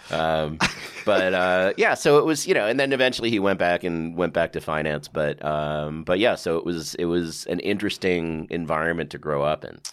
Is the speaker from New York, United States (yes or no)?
yes; New York City, New York, United States; also born or lived in Westchester, New York; I grew up on the Upper West Side